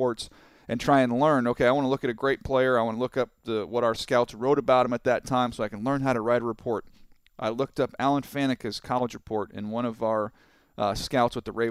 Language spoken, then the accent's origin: English; San Diego, California, United States; growing up in San Diego